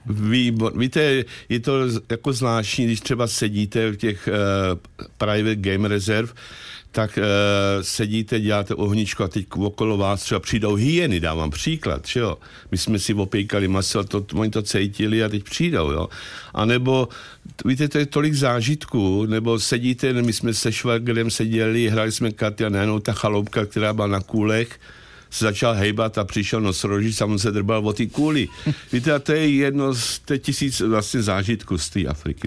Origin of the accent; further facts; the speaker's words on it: Czechia; moved away as an adult; also born or lived in South Africa; domov mám tady v Česku